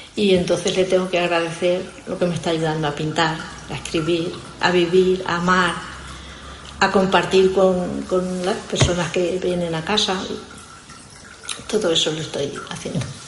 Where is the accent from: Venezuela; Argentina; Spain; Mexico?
Spain; yo soy de Fuente Alvilla